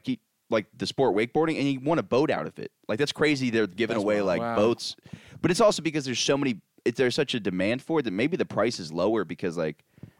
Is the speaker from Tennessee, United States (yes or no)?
no; Orlando, Florida, United States; now in New York, United States; growing up in Orlando